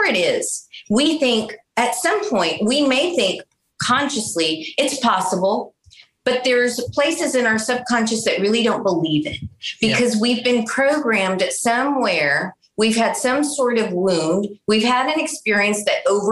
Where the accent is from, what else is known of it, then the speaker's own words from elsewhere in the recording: San Antonio, Texas, United States; I grew up in South Texas, in San Antonio, native San Antonian